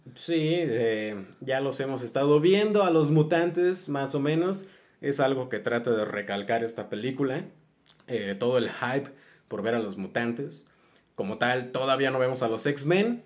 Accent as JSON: {"language": "Spanish", "country": "Mexico"}